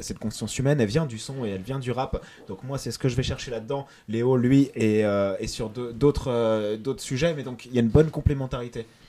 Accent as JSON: {"language": "French", "town": "Concarneau", "region": "Brittany", "country": "France", "tie": "born or raised there", "also_born_or_lived": "Boulogne-Billancourt", "moved": "yes", "said": "je viens de boulogne biancourt Et, euh, et j'ai grandi euh, à Concarneau, dans le 29, sud Finistère"}